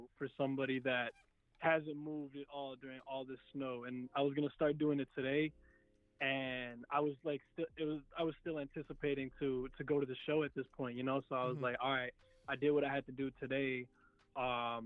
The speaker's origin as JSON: {"language": "English", "town": "Chicago", "region": "Illinois", "country": "United States", "said": "I'm from Chicago"}